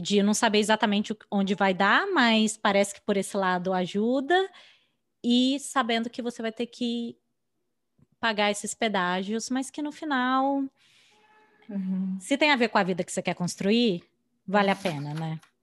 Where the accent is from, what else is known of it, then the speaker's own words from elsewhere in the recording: Brazil; moved away as an adult; now in United States; a gente aprendeu a fazer currículo no Brasil, aprendeu a fazer entrevista uhum. no Brasil